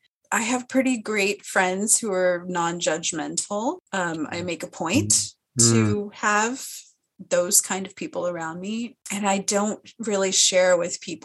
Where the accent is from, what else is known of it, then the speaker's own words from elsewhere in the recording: Phoenix, Arizona, United States; moved away as an adult; also born or lived in Missouri; now in San Diego, United States; I grew up in Phoenix